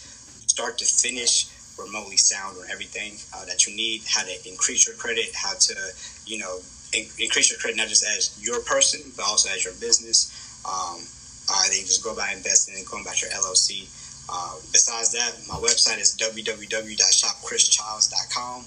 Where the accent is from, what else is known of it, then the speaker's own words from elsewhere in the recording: Kansas City, Kansas, United States; also born or lived in Wichita, Kansas; I come from Wyandotte County, right? Kansas City, Kansas.